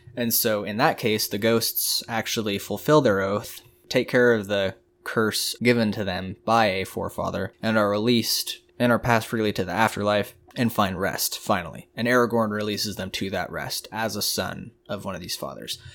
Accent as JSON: {"language": "English", "country": "United States", "said": "we're American here"}